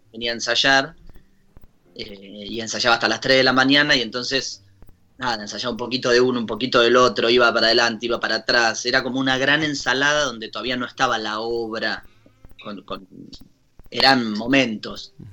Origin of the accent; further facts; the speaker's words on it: Ushuaia, Tierra del Fuego, Argentina; nosotros somos la capital de las Malvinas